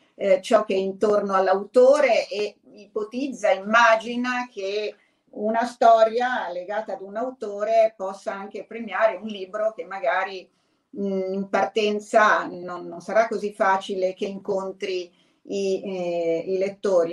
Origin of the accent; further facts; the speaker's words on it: Emilia-Romagna, Italy; sono Emiliano eh, Romagnoli